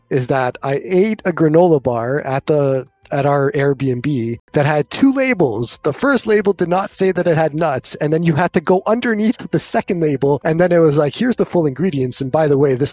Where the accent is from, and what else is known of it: Canada; accent: Canadian